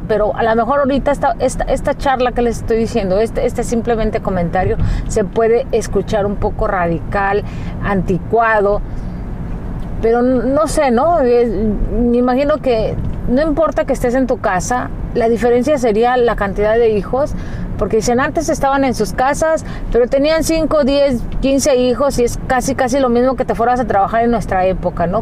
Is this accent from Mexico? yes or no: yes; Mexico; now in United States; cuando llegué aquí a Estados Unidos yo me sorprendí por muchas cosas porque nuestra cultura como mexicanos este, es muy distinta